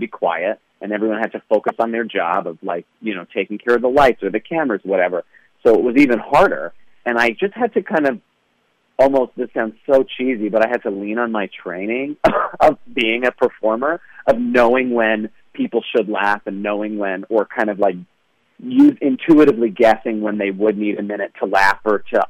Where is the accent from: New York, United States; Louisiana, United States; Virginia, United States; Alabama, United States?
New York, United States; we're all from New York, my family